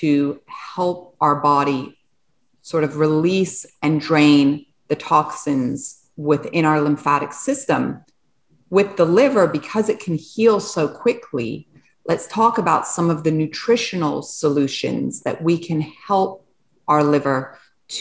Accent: Switzerland; moved away; also born or lived in England / France; I was born in Switzerland

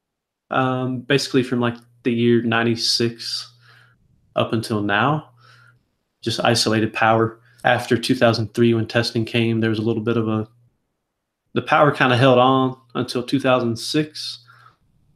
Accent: the South, United States; I was raised in the South

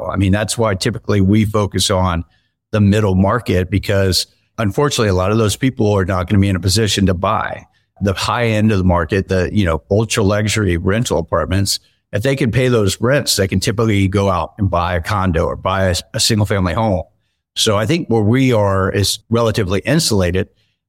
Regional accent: Tampa, Florida, United States; I grew up in Tampa, Florida, and I still spend a lot of time there.

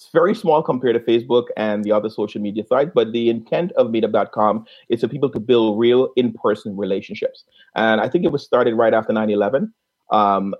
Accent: Guyana; accent: Caribbean; I'm from a small country in South America. Called Guyana

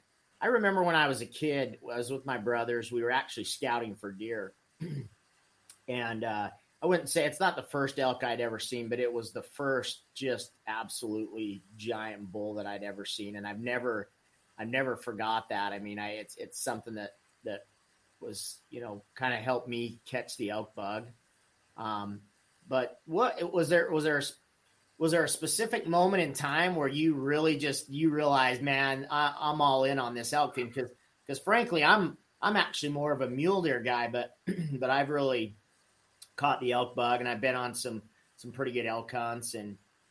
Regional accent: the South, United States; a Southern boy

